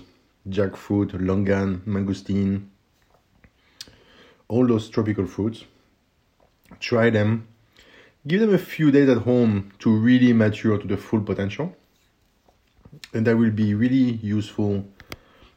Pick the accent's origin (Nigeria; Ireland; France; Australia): France; accent: French; my French accent